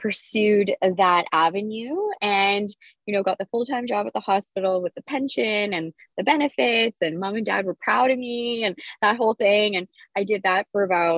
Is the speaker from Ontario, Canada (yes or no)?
yes; Kapuskasing, Ontario, Canada; I grew up in Cap Skasing